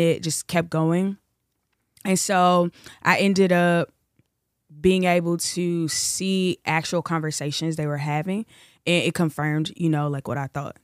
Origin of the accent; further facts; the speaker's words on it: Chicago, Illinois, United States; also born or lived in Los Angeles; I'm originally from Chicago. Uh, I live right now in between LA and Chicago